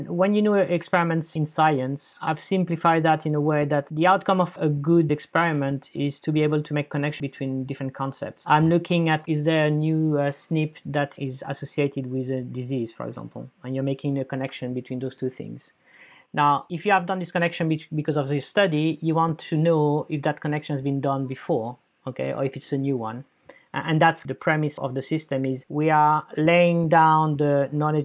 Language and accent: English; Paris, Île-de-France, France; moved away; I come from Paris